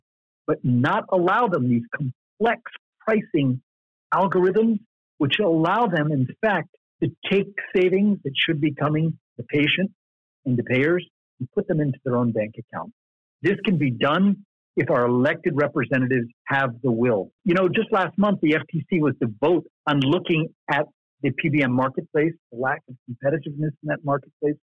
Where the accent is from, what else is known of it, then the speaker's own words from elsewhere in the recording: Pennsylvania, United States; This is my home state.